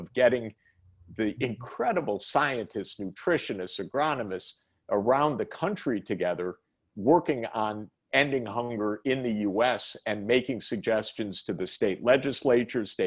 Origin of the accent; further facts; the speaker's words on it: Detroit, Michigan, United States; I'm a Midwesterner. I grew up in the Detroit area, and I know the Midwest